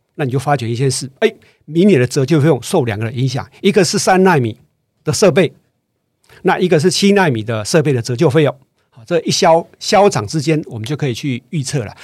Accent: Taiwan; 这个我们台湾人有个坏习惯哦

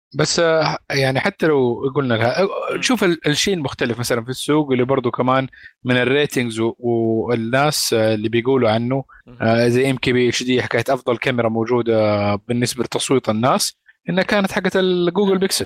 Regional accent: Saudi Arabia; عندنا في، في السعودية. يعني إحنا مالنا بلد زراعي، إحنا بلد صحراوي

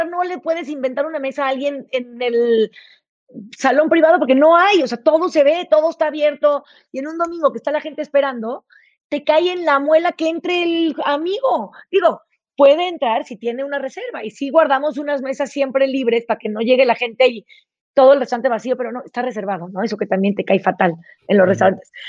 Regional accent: Chihuahua, Mexico; born there; Mira, yo nací en Chihuahua. Nací cuando mis papás estaban trabajando en el barrio más pobre de Chihuahua, que se llama el Cerro de la Cruz

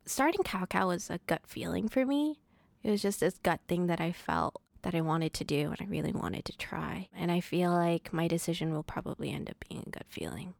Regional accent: Providence, Rhode Island, United States; I was born and raised in Providence

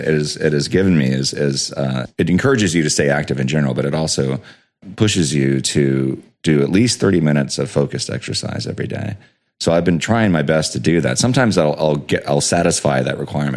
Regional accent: United States; growing up in the States

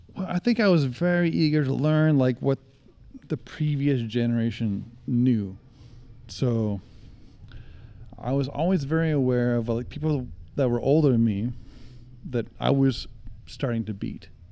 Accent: Salt Lake City, Utah, United States; I grew up in Utah

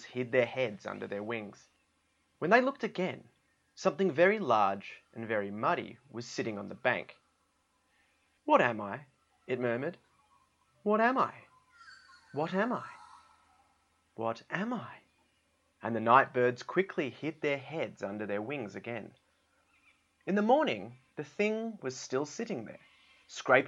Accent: Australia; I am from Australia

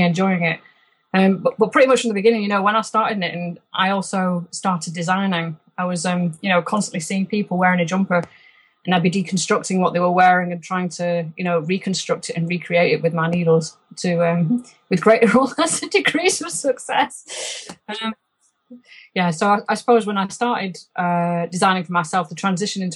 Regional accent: Rochdale, North West England, United Kingdom; accent: Lancashire accent tinged by Yorkshire overtones; moved away as an adult; also born or lived in Yorkshire / Edinburgh / Scotland; now in Loch Lomond, Scotland; I grew up in Rochdale

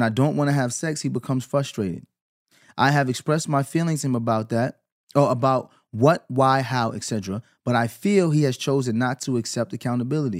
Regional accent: New York, United States; Growing up in New York

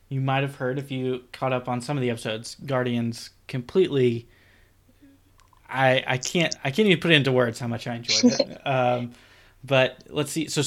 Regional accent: Florida, United States; for me, growing up in Walt Disney World, I would almost be tempted to say Disneyland now

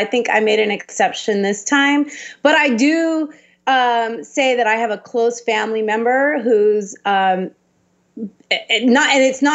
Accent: Orange County, California, United States; I'm from Orange County

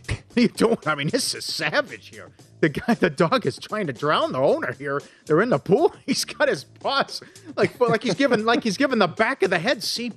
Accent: Minnesota, United States; I'm from Minnesota

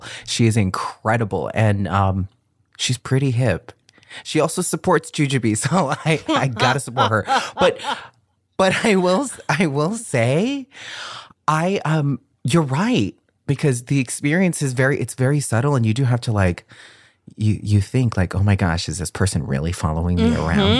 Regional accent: Boston, Massachusetts, United States; also born or lived in California; I was born in Boston.

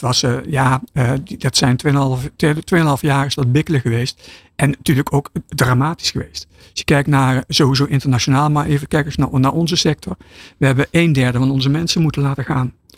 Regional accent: Netherlands; als, als Nederlander

